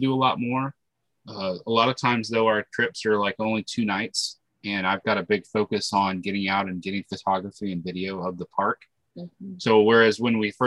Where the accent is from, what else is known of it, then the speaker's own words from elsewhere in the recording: South Dakota, United States; moved away; also born or lived in Florida / Georgia; I'm originally from South Dakota, and I had lived in Florida for a little while. And then Tanya and I lived in Georgia